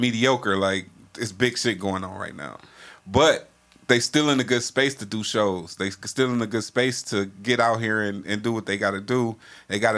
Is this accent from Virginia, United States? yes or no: no; Cleveland, Ohio, United States